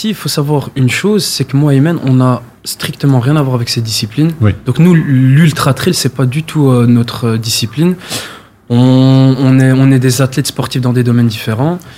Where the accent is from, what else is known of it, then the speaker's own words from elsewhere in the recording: Brussels, Brussels-Capital Region, Belgium; donc moi, en résumé, donc voilà … 25 ans, je viens de Bruxelles dans la commune de Molenbeek.